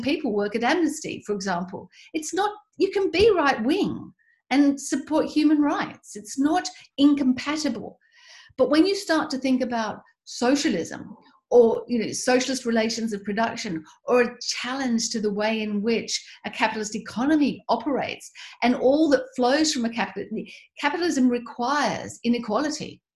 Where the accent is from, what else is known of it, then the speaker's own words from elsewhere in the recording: Tasmania, Australia; as an Australian, somebody who grew up in Tasmania